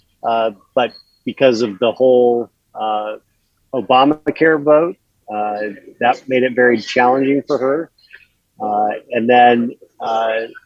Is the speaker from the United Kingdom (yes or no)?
no; Show Low, Arizona, United States; growing up in Sholo